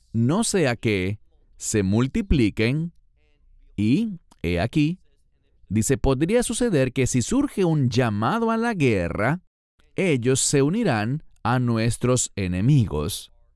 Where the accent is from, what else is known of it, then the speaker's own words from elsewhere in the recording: Israel; un habitante que soy de Israel